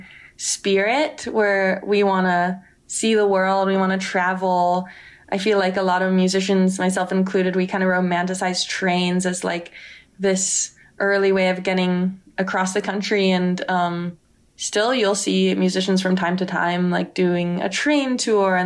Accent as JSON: {"language": "English", "area": "Silicon Valley", "region": "California", "country": "United States", "said": "I'm from Silicon Valley"}